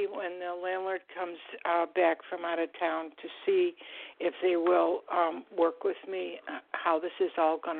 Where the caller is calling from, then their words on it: Florida, United States; I'm calling from Florida.